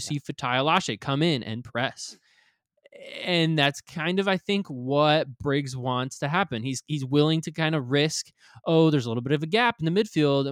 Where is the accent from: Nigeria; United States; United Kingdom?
United States; Michigan; moved away; I am from Michigan